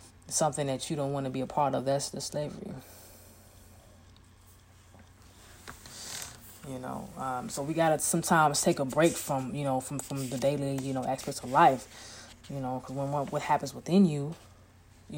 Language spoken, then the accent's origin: English; Chicago, Illinois, United States; I'm from Chicago, so I can walk anywhere and not be afraid of anything and nobody. All I got to do is say, I'm from Chi-Town. I'm from the south side of Chicago.